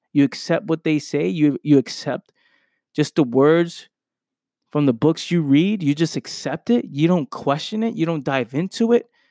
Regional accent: New York City, New York, United States; I'm from a place where I grew up in the Bronx, New York

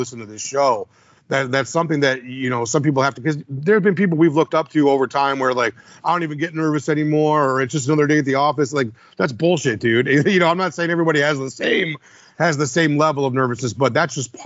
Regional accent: Midwest, United States; we're from the Midwest

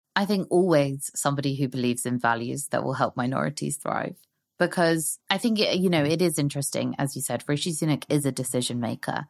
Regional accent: London, United Kingdom; also born or lived in Hong Kong; I've lived most of my life in London. I was born in Hong Kong

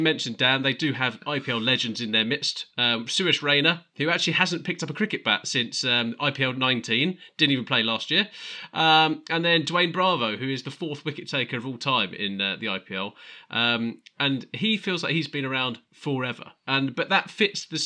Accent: England, United Kingdom; We're English fans

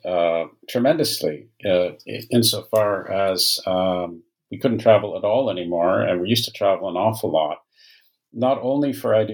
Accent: Canada; I'm a Canadian by origin

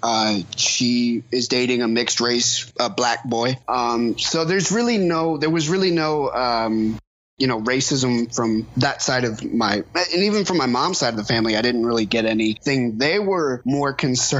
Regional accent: the South, United States; if I'm going to raise this child in the South

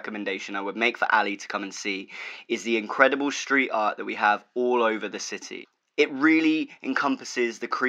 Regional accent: Bristol, South West England, United Kingdom; I'm born and raised in Bristol.

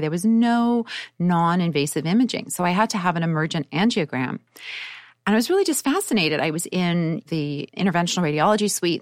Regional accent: Winnipeg, Manitoba, Canada; I grew up in Canada in Winnipeg

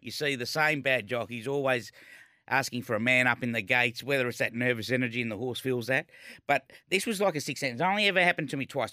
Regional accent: Melbourne, Victoria, Australia; Born and bred in East Malvern, round the corner from Caulfield

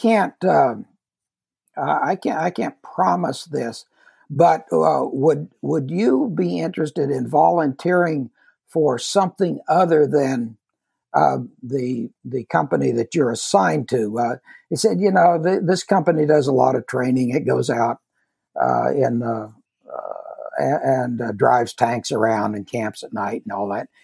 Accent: Kansas, United States; I grew up in Kansas

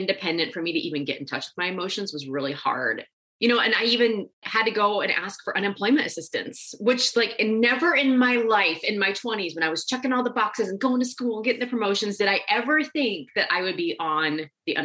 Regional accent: Nebraska, United States; I grew up in Nebraska

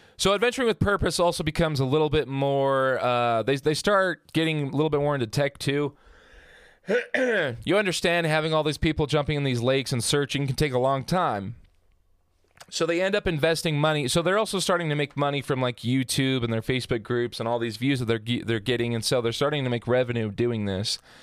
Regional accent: Hurricane, Utah, United States; I grew up in Hurricane Utah

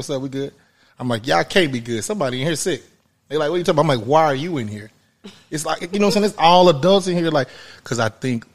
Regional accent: Wyandotte County, Kansas, United States; moved away; I'm from Kansas originally, Wyandotte County

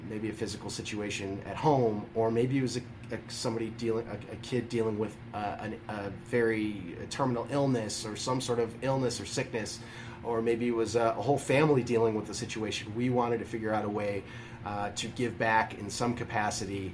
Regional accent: Deerfield, Illinois, United States; also born or lived in Chicago; I grew up in Deerfield

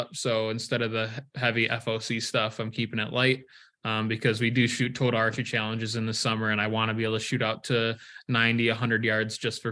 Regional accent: Michigan, United States; moved away as an adult; now in Iowa, United States; I was born and raised in Michigan

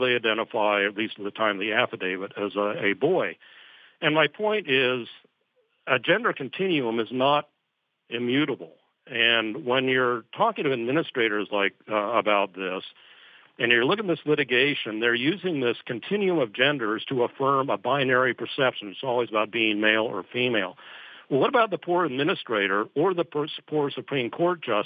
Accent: Scotland, United Kingdom; accent: Scottish; That's my Scottish accent

